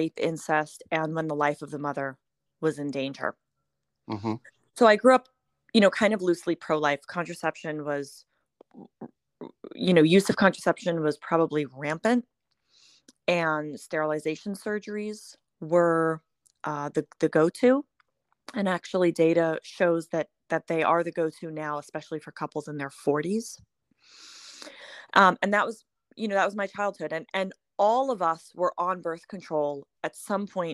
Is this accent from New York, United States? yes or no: yes; New York City, New York, United States; moved away as an adult; now in Florida, United States; I am originally from Brooklyn, New York, and I moved to Florida eight years ago